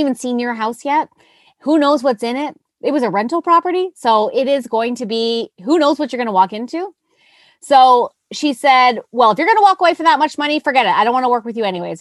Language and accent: English; Nova Scotia, Canada; moved away; I'm from Nova Scotia